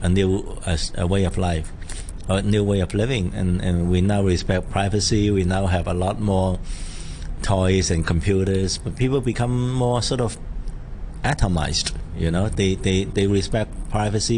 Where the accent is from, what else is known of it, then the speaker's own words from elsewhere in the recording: Hong Kong; I grew up in Sham Shui Po